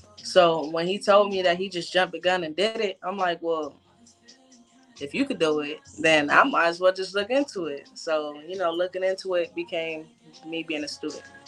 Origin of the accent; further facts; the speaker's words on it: California, United States; moved away as an adult; now in Orlando, United States; originally from Orlando, but I was raised in California. So I moved back to Orlando a few years ago